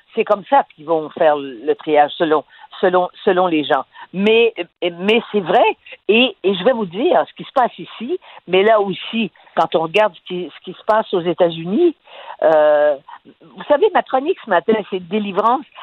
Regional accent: Quebec, Canada; chez nous, au Québec

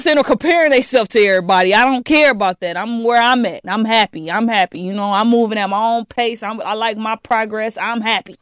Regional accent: Detroit, Michigan, United States; I'm from the D

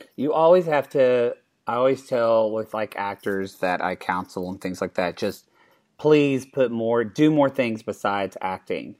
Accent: Oklahoma, United States; moved away; I'm from Oklahoma

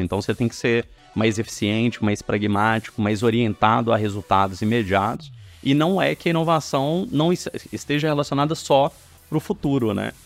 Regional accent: Belo Horizonte, Minas Gerais, Brazil; eu sou mineiro, eu cresci em Belo Horizonte

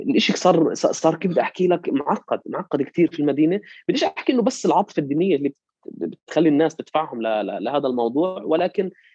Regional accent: Jerusalem, Palestine; also born or lived in Hebron / Jordan; أنا انولدت في مدينة القدس وتعلمت في مدارسها لحد الجامعة

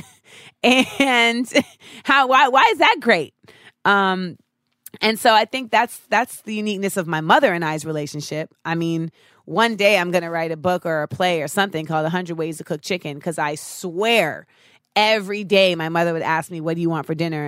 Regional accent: Orlando, Florida, United States; growing up in Orlando

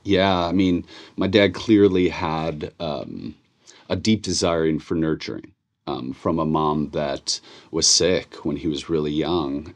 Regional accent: Chicago, Illinois, United States; born and raised in Chicago

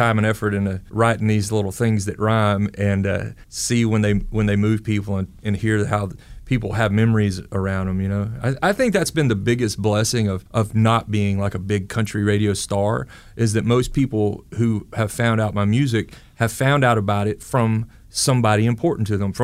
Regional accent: Georgia, United States; We're like from Georgia

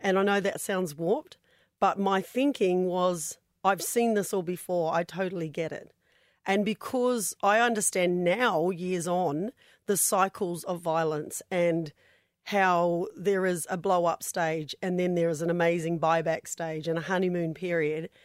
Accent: New Zealand; now in Australia; I'm from New Zealand

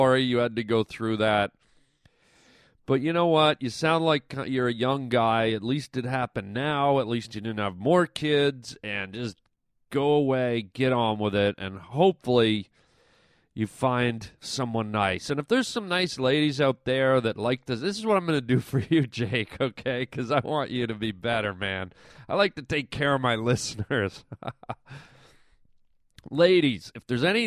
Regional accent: Canada; growing up in Canada

